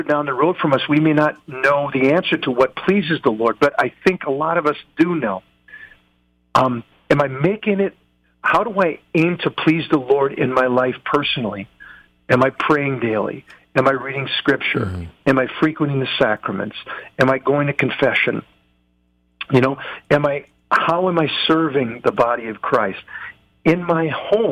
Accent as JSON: {"language": "English", "country": "United States", "said": "I'm an American"}